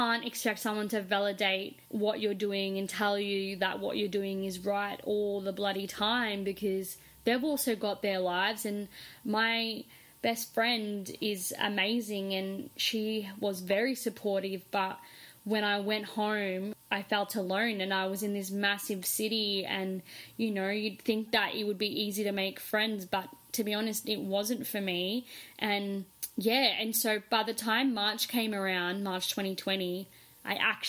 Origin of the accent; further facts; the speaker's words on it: Australia; moved away as an adult; also born or lived in Los Angeles, United States; I was from Australia